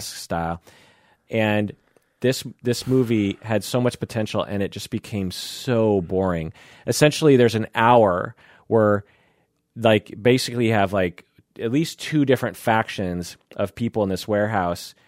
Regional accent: United States; I'm Japanese American and, um, grew up with kimchi everywhere.

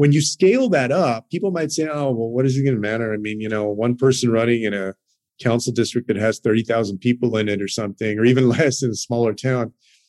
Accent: Texas, United States; including in my home state of Texas.

